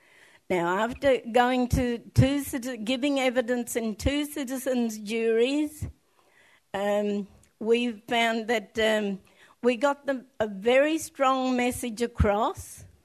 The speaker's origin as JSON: {"language": "English", "region": "South Australia", "country": "Australia", "said": "from the Adnyamatna people"}